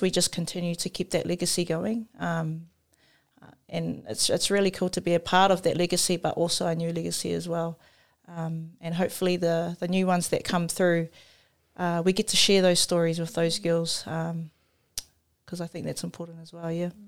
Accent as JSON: {"language": "English", "country": "New Zealand", "tie": "born or raised there", "said": "I grew up in Paidoa, so it was a small community"}